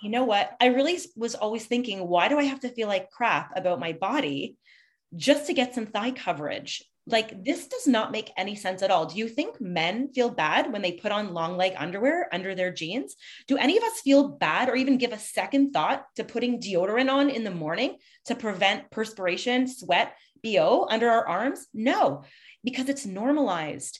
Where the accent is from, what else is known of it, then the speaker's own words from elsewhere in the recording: Montreal, Quebec, Canada; now in Toronto, Canada; I'm from Montreal. I mean, I've been living in Toronto